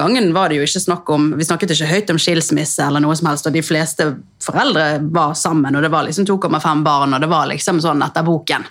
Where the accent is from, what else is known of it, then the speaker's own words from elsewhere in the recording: Bergen, Vestland, Norway; jeg er jo eh, ja, født og oppvokst i Bergen